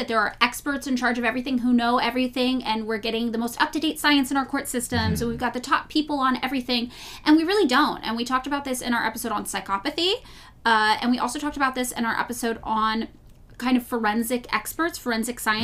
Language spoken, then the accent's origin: English; Los Angeles, California, United States; I will be here in my hometown of Los Angeles